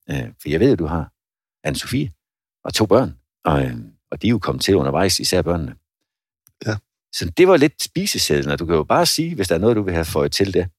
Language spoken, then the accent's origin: Danish; Svendborg, Southern Denmark, Denmark; der, hvor jeg kommer fra, Svendborg